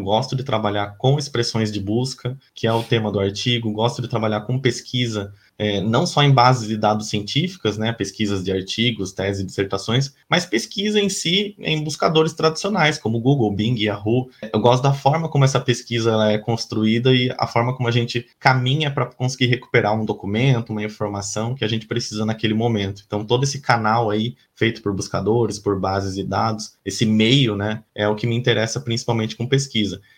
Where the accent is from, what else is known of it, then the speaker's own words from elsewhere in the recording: Laranjal Paulista, São Paulo, Brazil; moved away as an adult; also born or lived in Piracicaba; now in Florianópolis, Brazil; E eu sou de São Paulo, né, nascido em Laranjal Paulista, uma cidadezinha do interior de São Paulo, mas moro em Florianópolis já tem alguns anos